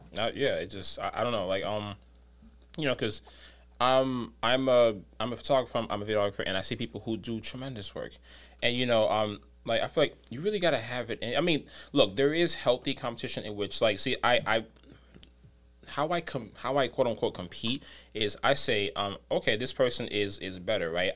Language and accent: English; New York City, New York, United States; I'm from the Bronx